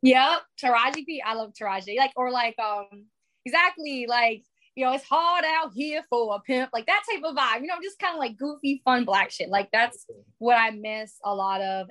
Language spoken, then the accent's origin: English; New York City, New York, United States; moved away; I was living in New York at the time because I'm from the Bronx.